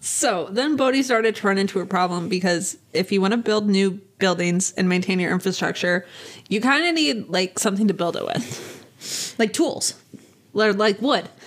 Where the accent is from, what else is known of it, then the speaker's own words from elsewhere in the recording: Nevada, United States; we were raised in Nevada